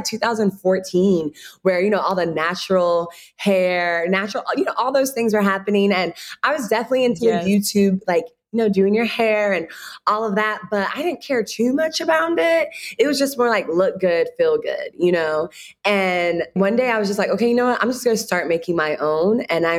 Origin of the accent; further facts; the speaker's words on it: Ghana; now in Chicago, United States; when you're home being Ghanaian, you always have shea butter, but you know, you'll try to step away from it. It's too hard. It's like all these different things. But when I moved to Chicago